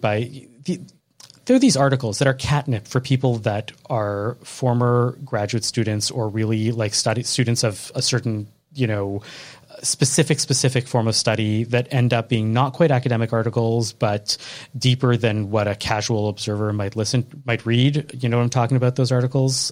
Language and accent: English; Chicago, Illinois, United States; I was from Chicago